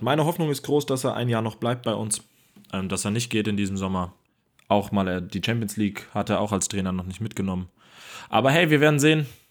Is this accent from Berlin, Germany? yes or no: no; Hamburg, Germany; hier in meiner Heimatstadt